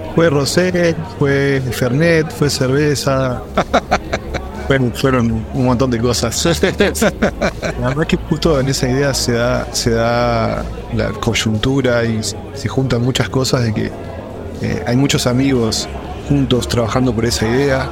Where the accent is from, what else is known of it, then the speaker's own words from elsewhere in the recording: Uruguay; also born or lived in Dubai; now in Hamburg, Germany; yo de Uruguay